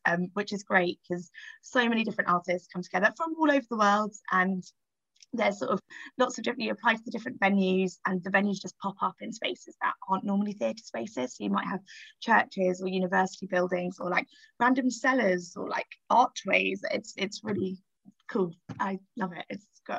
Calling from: Harpenden, East of England, United Kingdom; I'm calling in from a place called Harpenden, which is a tiny little town in Hertfordshire, kind of near Luton Airport way.

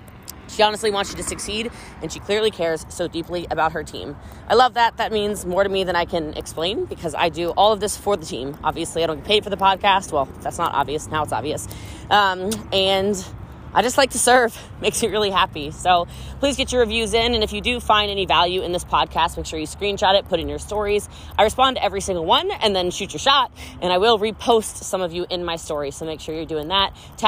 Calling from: Texas, United States; As you can tell, I'm coming in from Texas, which, in case you didn't know, is the most humble state in America.

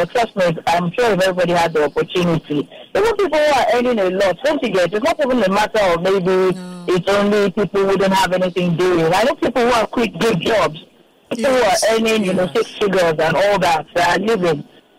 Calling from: Lagos, Nigeria

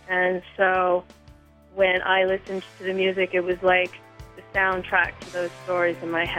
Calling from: outside of Philadelphia, Pennsylvania, United States; I'm calling from outside of Philadelphia.

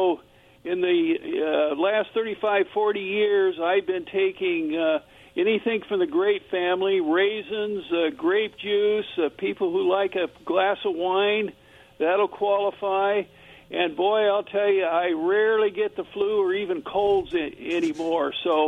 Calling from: Kennewick, Washington, United States; from Kennewick again here.

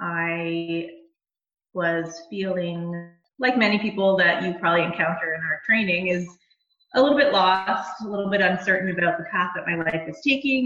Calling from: Bowmanville, Ontario, Canada; I am in Bowmanville, Ontario, working from my office this morning.

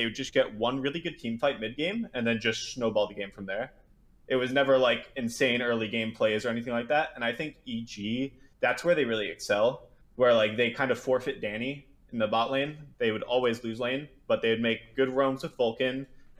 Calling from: Mooresville, North Carolina, United States; I'm calling from Mooresville, North Carolina.

